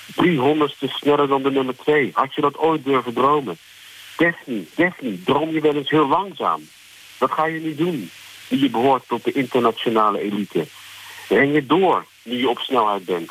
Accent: Netherlands; now in South Africa; ik ben toch ook nog wel Nederlander genoeg

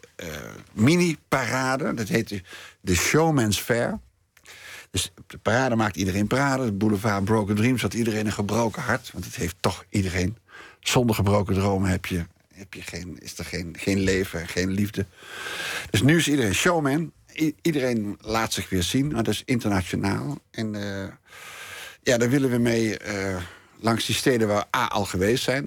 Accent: Nijmegen, Gelderland, Netherlands; moved away; also born or lived in Amsterdam; ik kom gewoon uit Nijmegen, ik kom gewoon uit de provincie.

